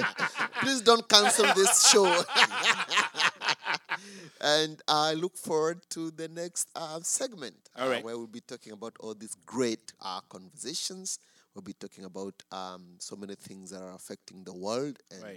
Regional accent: Baricho, Kirinyaga County, Kenya; now in United States; To my village, who are all tuned in by now. The village of Baricho in Kirinyaga, the best village in the world.

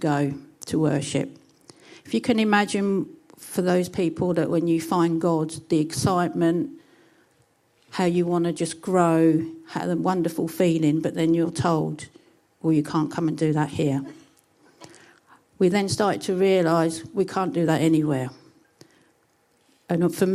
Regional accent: Chatham, South East England, United Kingdom; As you can tell from my accent, I'm from an extremely posh part of Kent, which is even posher than Whitstable. It's Chatham.

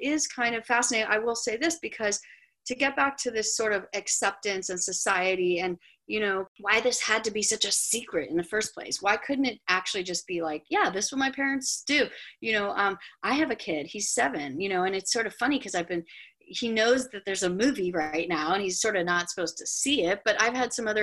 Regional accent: Los Angeles, California, United States; I grew up in Hollywood.

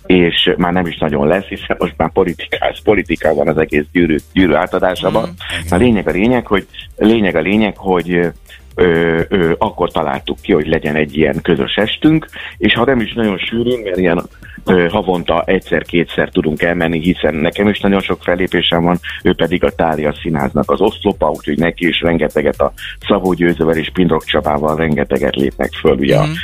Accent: Miskolc, Borsod-Abaúj-Zemplén, Hungary; mi mind a ketten miskolciak vagyunk, ugye gyerekkorunk óta ö, jóba voltunk

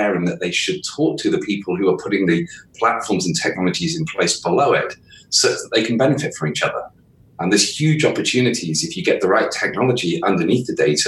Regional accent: southwest of the UK, South West England, United Kingdom; I'm from the southwest of the UK.

